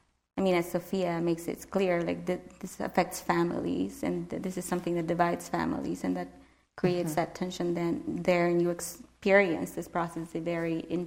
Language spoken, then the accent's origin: English; Nicaragua; I mean, I grew up in Nicaragua, so it's the kinds of stories that you grow up